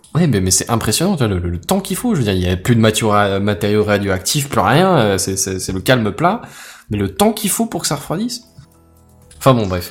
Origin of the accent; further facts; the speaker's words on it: France; en tant que Français